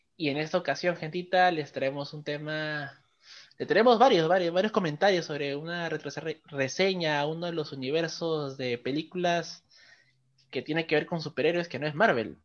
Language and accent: Spanish; Lima, Peru; nosotros somos de Perú, de acá en Lima